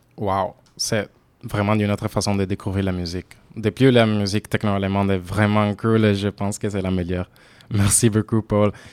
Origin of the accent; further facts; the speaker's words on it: Italy; accent: Italian; French is a second language; moved away as an adult; now in Bordeaux, France; comme vous l'avez peut être deviné à mon accent, je suis italienne.